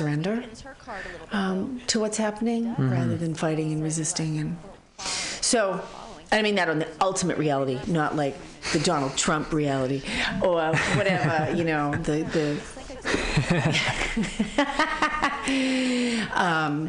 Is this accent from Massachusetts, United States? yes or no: yes; Boston, Massachusetts, United States; now in San Francisco Bay Area, United States; I'm from Boston